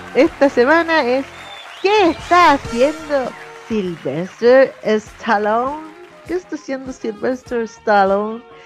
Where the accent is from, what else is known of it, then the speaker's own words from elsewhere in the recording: Chile; como chilenos y chilenas